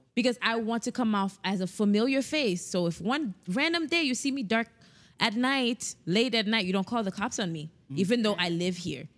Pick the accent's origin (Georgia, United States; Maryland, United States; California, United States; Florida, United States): Florida, United States; South; we're from South Florida